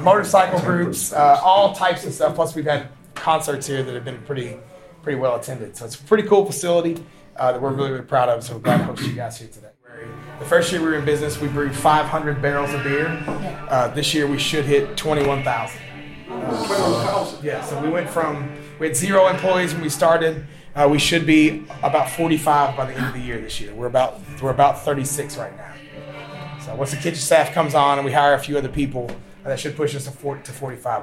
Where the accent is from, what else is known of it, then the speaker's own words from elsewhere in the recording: Georgetown, Kentucky, United States; also born or lived in Japan; I am born and raised in Scott County, Kentucky, Scott County, uh, Central Kentucky, Georgetown, uh, in Scott County